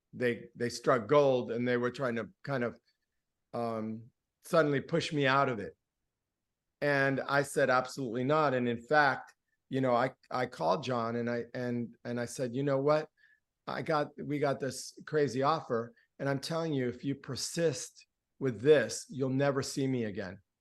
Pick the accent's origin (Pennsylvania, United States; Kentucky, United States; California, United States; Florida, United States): Florida, United States; Miami; first language Spanish; English is a second language; also born or lived in Gainesville, Florida; I grew up in the Cuban exile community, and my mother was a songwriter and a poet. So, on the weekends in our little, you know, ghetto townhouse or whatever it was, um, in Liberty City in Miami